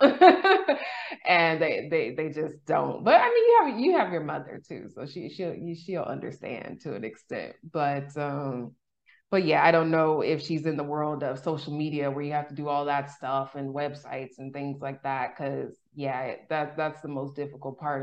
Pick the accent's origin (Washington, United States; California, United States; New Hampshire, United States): California, United States; moved away; also born or lived in Texas; I'm from California